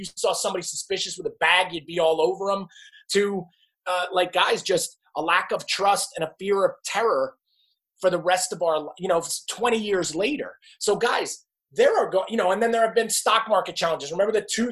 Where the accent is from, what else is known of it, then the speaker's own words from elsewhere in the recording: New Jersey, United States; I am from New Jersey. We lived right outside New York City